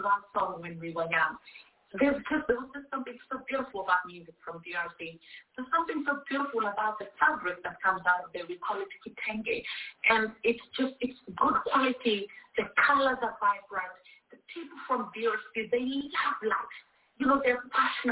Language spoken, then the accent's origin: English; Kenya; in Kenya, we have like vernacular radio stations